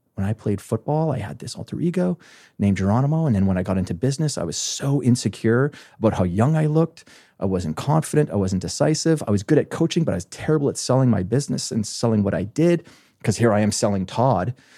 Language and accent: English; small town in Alberta, Canada; moved away as an adult; now in New York City, United States; I am a farm boy from a small, very small town in Western Canada, in Alberta, Canada